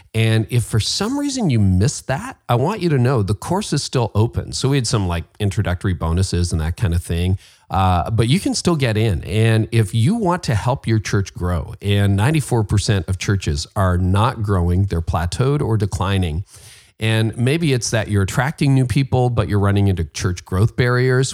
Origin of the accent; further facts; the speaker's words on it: Canada; I'm Canadian